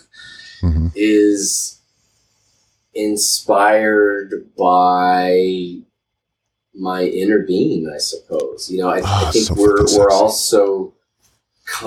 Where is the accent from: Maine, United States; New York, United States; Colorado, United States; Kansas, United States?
Colorado, United States; Boulder; I grew up in Boulder, Colorado